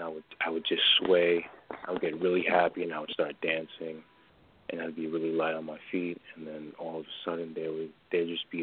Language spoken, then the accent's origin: English; New York, United States; I'm from New York